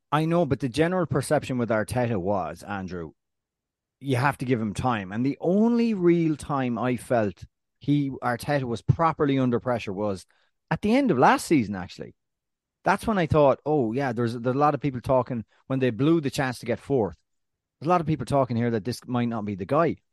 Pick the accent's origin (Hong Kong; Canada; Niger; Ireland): Ireland; now in United States; the land of my birth